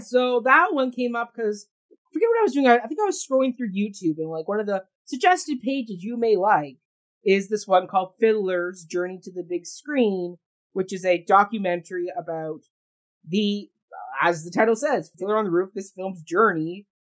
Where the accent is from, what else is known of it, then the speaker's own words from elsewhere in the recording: Canada; I'm Canadian, yes, but he's not Jewish.